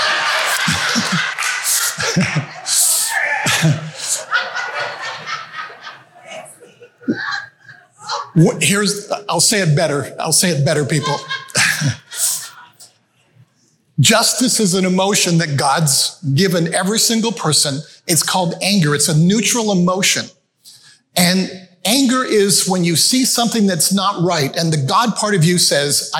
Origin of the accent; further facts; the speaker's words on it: Canada; also born or lived in Malawi; we moved back to Canada from Malawi, Africa. I grew up in Africa. We moved back to Canada when I was 5-6 years of age.